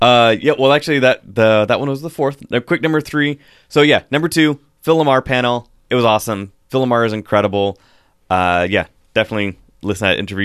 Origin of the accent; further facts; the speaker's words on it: Pacific Northwest, United States; growing up here in the Pacific Northwest